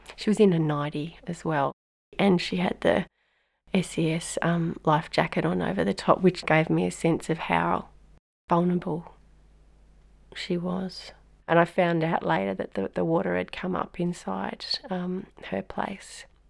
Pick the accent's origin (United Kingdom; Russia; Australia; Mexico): Australia; Lismore, New South Wales; I'm from North Lismore